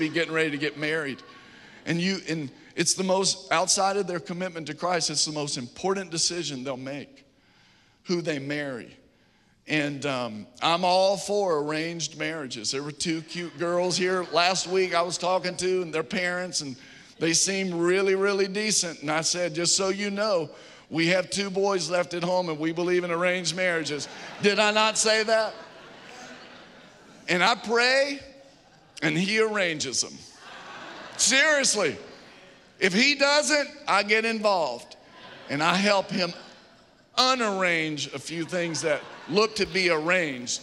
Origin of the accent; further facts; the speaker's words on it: Virginia, United States; now in Atlanta, United States; growing up in Virginia